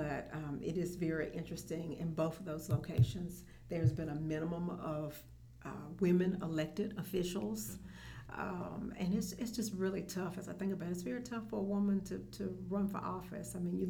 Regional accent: Augusta, Georgia, United States; also born or lived in Albany; I was born and raised in Augusta.

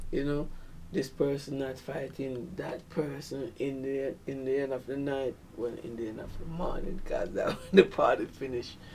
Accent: Saint Mary Parish, Jamaica; also born or lived in Kingston; I'm from St. Mary. St. Mary. That's like the country part. okay.

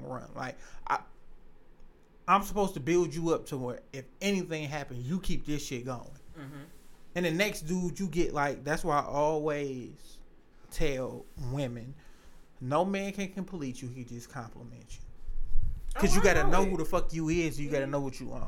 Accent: Detroit, Michigan, United States; I'm a nigga from the East Side, baby. Hey, that Mac and Bewick area.

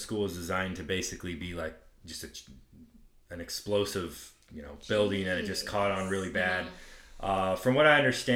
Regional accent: Texas, United States; I'm from Texas

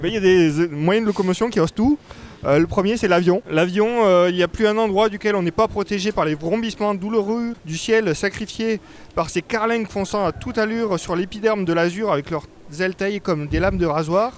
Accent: France; je suis français

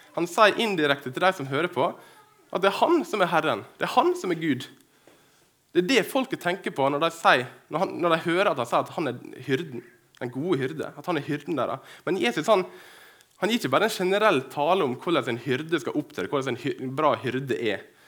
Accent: Dyrkorn, Møre og Romsdal, Norway; moved away as an adult; now in Kristiansund, Norway; saudene i fjøsen hjemme på Dyrkorn. Eh, jeg bor i Kristiansund

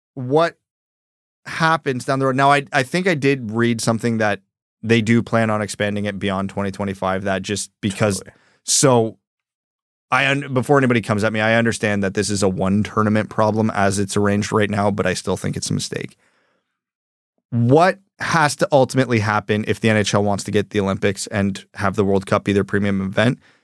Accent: Canada; I'm a Canadian

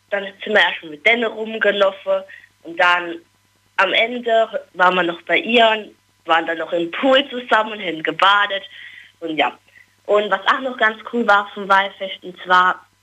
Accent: Billigheim-Ingenheim, Rhineland-Palatinate, Germany

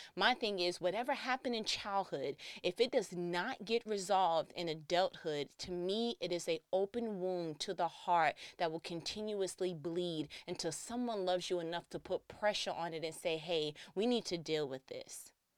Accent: New York, United States; I'm from New York

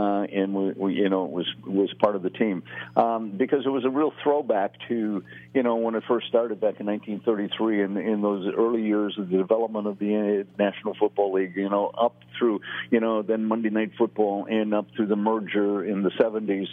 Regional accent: Appleton, Wisconsin, United States; I grew up in Appleton, Wisconsin, and I grew up in a neighborhood bar

